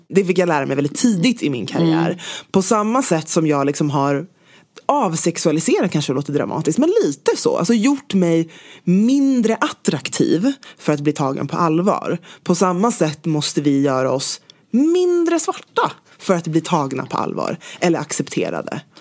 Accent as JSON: {"language": "Swedish", "town": "Stockholm", "region": "Stockholm County", "country": "Sweden", "tie": "born or raised there", "also_born_or_lived": "London", "said": "Det är där jag är uppvuxen."}